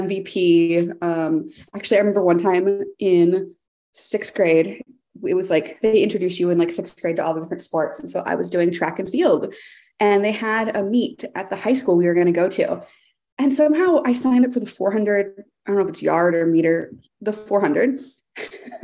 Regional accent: Texas, United States; now in Seattle, United States; I grew up in Texas in kind of a suburban neighborhood

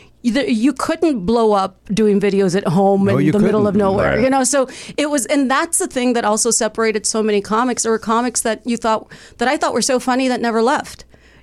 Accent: Texas, United States; now in Los Angeles, United States; I moved around a lot. I moved from Texas. I went to college for a bit in St. Louis.

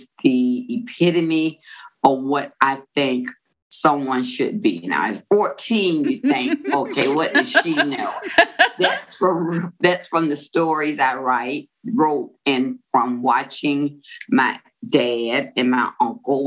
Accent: Florida, United States; I am from Florida, and it's a beachy town. So I grew up loving Gidget and Moondoggy type stories

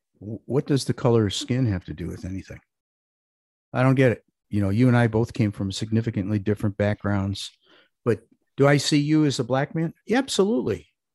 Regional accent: Ohio, United States; now in North Carolina, United States; I grew up in Ohio. We used to have heavy winters, lots of snow. Now they don't get much. They get ice storms, which we never got. And down here, we don't have much of a winter in North Carolina.

